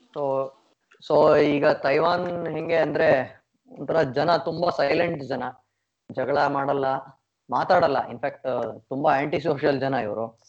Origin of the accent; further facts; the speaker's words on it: India; now in Taiwan; ನಮ್ಮ ಇಂಡಿಯಾಲಿ